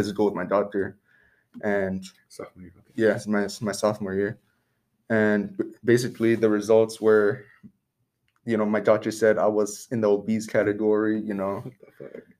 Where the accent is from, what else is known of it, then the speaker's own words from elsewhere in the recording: Seaside, California, United States; also born or lived in Monterey; I grew up in Seaside through most of my life